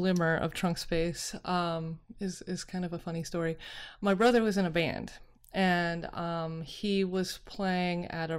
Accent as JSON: {"language": "English", "town": "Park City", "region": "Utah", "country": "United States", "tie": "born or raised there", "said": "I grew up in near Park City, Utah. My extended family's all in Salt Lake City."}